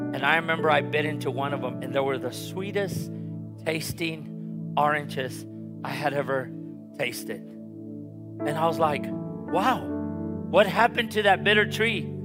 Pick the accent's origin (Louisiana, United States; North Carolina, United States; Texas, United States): Texas, United States; Harlingen; I'm from Harlingen, and I remember that when we were growing up, the Lord gave my father and mother their first house